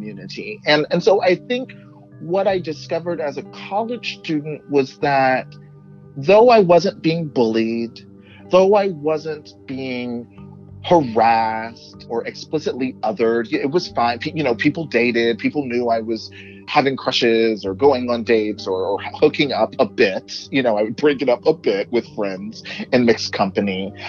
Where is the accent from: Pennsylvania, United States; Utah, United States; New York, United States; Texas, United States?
Texas, United States; moved away; where I grew up in Texas